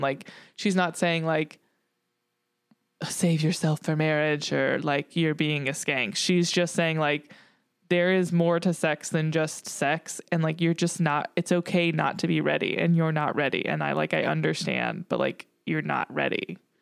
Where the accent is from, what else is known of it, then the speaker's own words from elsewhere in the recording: the South, United States; growing up in the South